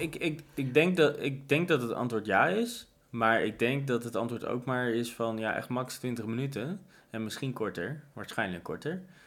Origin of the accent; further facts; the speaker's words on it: Netherlands; ik ben een Nederlander